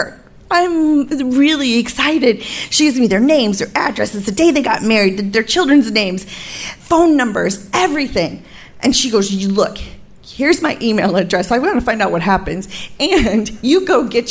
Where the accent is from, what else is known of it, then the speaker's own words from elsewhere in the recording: United States; I'm from America